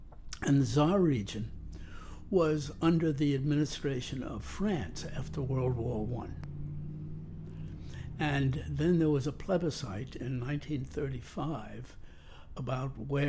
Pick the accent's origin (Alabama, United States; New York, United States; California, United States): New York, United States; New York City; born or raised there; also born or lived in Saarbrücken, Germany